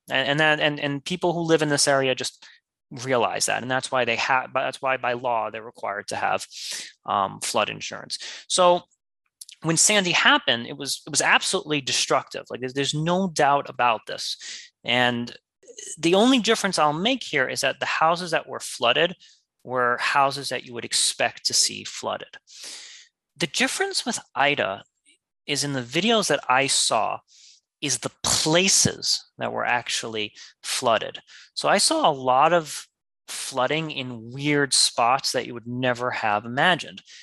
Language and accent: English; New York City, New York, United States; as a New Yorker